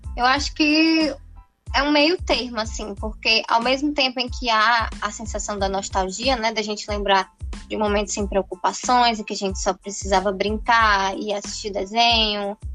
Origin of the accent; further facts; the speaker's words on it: Natal, Rio Grande do Norte, Brazil; sou daqui de Natal, Rio Grande do Norte